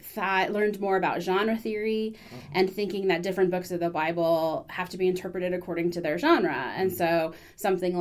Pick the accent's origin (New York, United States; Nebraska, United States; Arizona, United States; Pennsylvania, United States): Arizona, United States; Phoenix; moved away as an adult; I grew up in Phoenix, Arizona